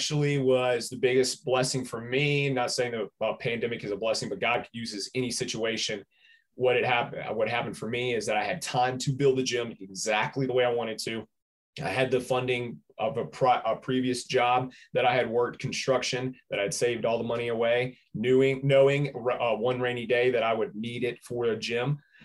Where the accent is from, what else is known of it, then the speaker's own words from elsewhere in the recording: Birmingham, Alabama, United States; also born or lived in Gadsden, Alabama; I was born and raised in Birmingham here, where the gym is now